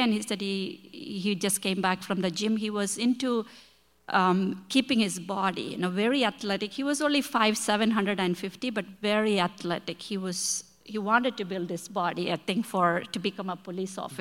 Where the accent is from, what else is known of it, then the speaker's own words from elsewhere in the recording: India; English is a second language; moved away as an adult; now in Chicago, United States; we come from India